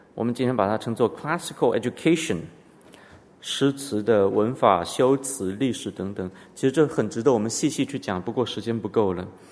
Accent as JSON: {"language": "Chinese", "country": "Canada", "tie": "born or raised there", "said": "我们从小在加拿大读的公立学校，后来我父母把我送到私立学校"}